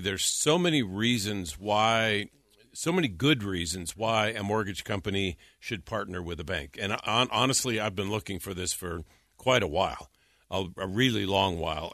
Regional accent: North Dakota, United States; moved away as an adult; also born or lived in California; I'm not from California. I'm from North Dakota

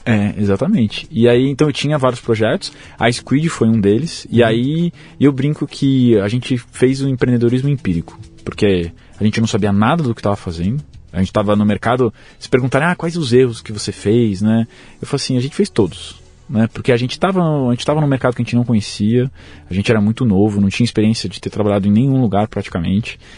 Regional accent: São Paulo, Brazil; Eu sou de São Paulo, nasci aqui, morei aqui minha vida toda

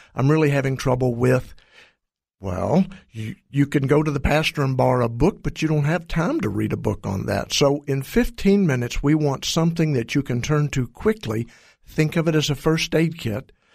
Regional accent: Texas, United States; I'm from Texas

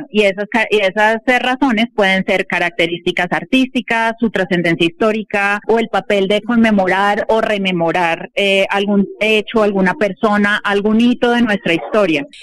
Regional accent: Bogotá, Colombia; nos hacen sentir en un lugar como colombianos y en este caso como bogotanos

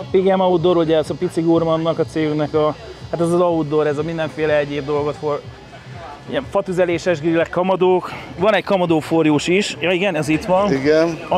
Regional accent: Mezőtúr, Jász-Nagykun-Szolnok, Hungary; Mezőtúr, szívem csücske szülővárosom.

